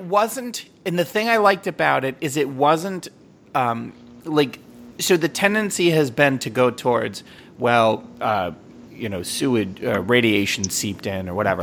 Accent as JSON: {"language": "English", "country": "United States", "said": "I'm from America"}